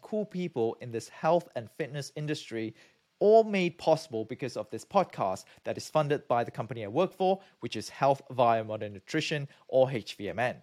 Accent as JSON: {"language": "English", "country": "Malaysia", "also_born_or_lived": "United Kingdom", "moved": "as an adult", "said": "I'm from Malaysia"}